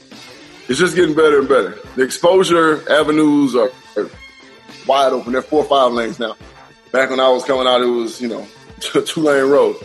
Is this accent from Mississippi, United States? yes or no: yes; Mississippi, United States; Just because I'm from Mississippi, and I'm like, I don't know if I want to go back to Mississippi.